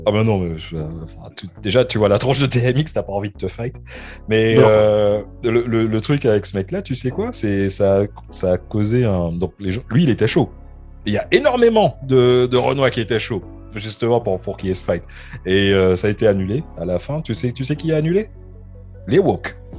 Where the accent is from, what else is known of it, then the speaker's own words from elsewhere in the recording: France; now in United Kingdom; en tant que Français